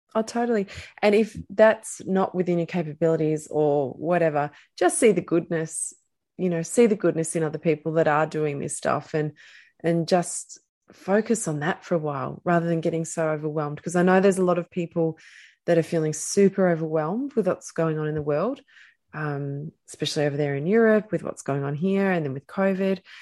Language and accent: English; Australia; we're Australian